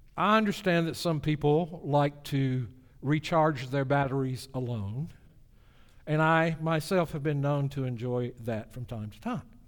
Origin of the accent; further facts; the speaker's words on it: the South, United States; my hometown in the South